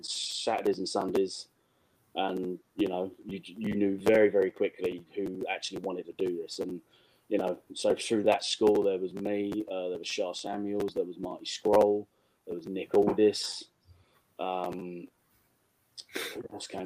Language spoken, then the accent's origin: English; England, United Kingdom; I'm from England.